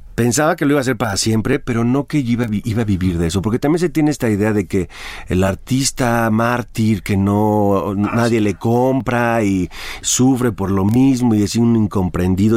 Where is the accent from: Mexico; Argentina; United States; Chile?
Mexico; Jalisco; Y en Jalisco fue interesante porque Tú conoces muy bien mi tierra